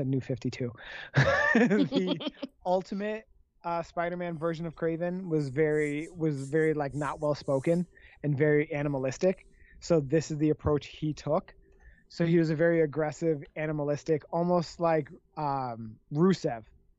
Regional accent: Canada; I'm Canadian

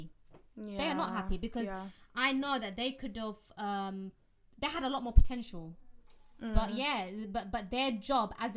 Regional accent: London, United Kingdom; I grew up in East London

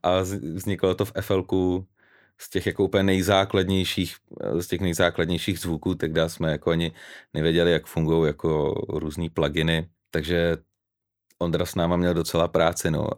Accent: Vodňany, South Bohemian Region, Czechia; now in Prague, Czechia; pocházím z Vodňan

